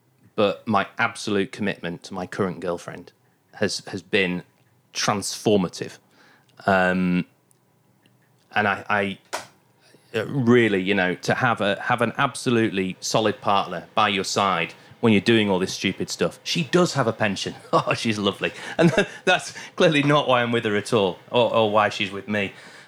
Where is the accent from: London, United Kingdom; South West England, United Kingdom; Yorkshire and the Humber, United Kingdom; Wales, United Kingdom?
Yorkshire and the Humber, United Kingdom; Goole; also born or lived in Bingley; We used to ride quite a lot because I grew up in originally in Goole near Hull, very flat.